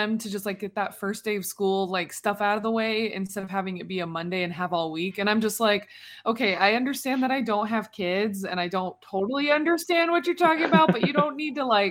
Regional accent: Utah, United States; growing up in Utah

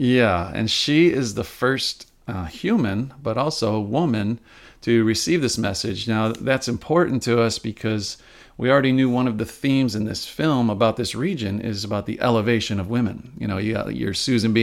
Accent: Upstate New York, United States; now in Rochester, United States; I wasn't born and raised in Rochester. I am an upstate New Yorker

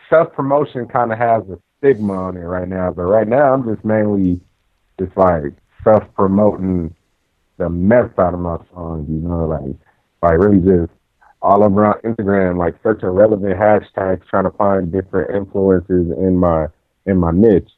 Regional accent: Compton, California, United States; I'm from Compton. Coming from Compton

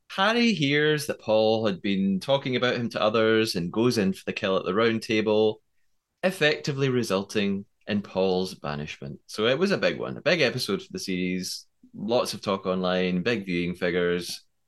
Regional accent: United Kingdom; I'm British

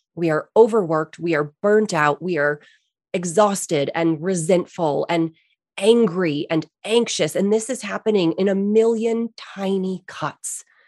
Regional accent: East Coast, United States; I grew up on the East Coast

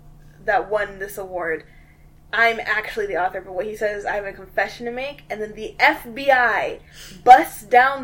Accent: Midwest, United States; I am not made for Atlanta. I am from the Midwest.

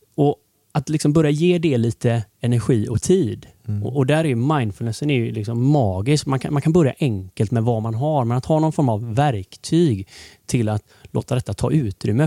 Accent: Gothenburg, Västra Götaland, Sweden; jag är uppvuxen i Torslanda IK då, i Torslanda

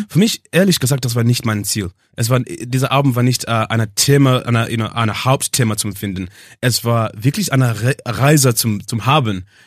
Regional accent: England, United Kingdom; German is a second language; also born or lived in Zimbabwe; ich bin in Zimbabwe geboren und mit neun Jahren äh, Jahr war ich, äh, habe ich von Zimbabwe zum England gegangen

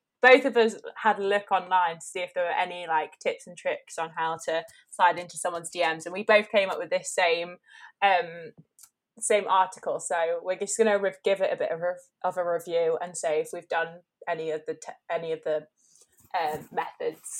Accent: Staffordshire, West Midlands, United Kingdom; now in Wirral, United Kingdom; I grew up down in Staffordshire with Rosie and then moved up to the Wirral

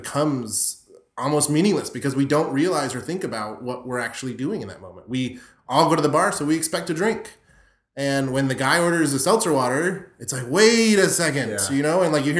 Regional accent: Florida, United States; You're starting to remind me, like, my high school experiences where I grew up in South Florida, and it was like, we're all going to the Everglades to drink

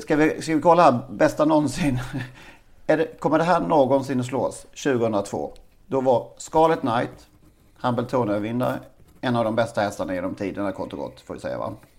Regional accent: Karlshamn, Blekinge, Sweden; min hemstad

